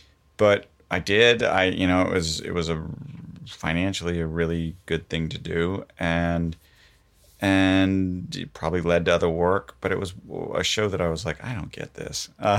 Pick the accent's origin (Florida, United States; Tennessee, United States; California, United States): Florida, United States; moved away; I grew up in Florida.